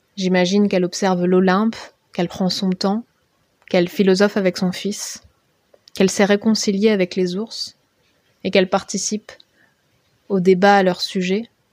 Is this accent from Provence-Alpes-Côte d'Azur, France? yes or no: no; Basque Country, Nouvelle-Aquitaine, France; J'ai grandi au Pays Basque